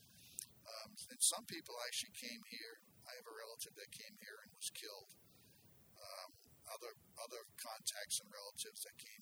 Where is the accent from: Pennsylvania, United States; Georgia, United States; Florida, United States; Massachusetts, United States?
Massachusetts, United States; Boston; also born or lived in Cambridge, Massachusetts; now in Marshfield, United States; I was born in Cambridge and grew up in Dorchester.